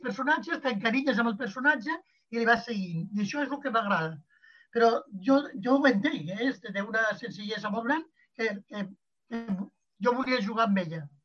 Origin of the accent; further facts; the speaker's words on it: Barcelona, Catalonia, Spain; Jo la de Barcelona és la que em conec més i la d'una classe mitjana alta, que és la, a la que jo pertanyia